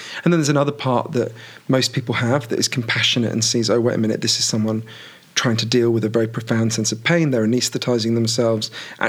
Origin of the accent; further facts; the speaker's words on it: United Kingdom; obviously I'm British